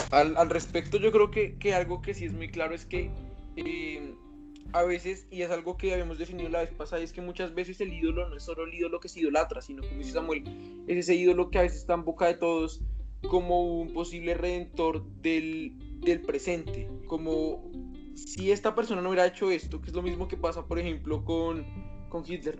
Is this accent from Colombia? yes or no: yes; Colombia; ¿qué ídolos tenemos nosotros como colombianos?